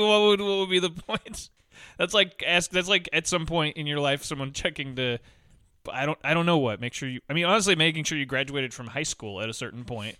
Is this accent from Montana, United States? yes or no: yes; Montana, United States; I grew up in Montana and my grandpa hunted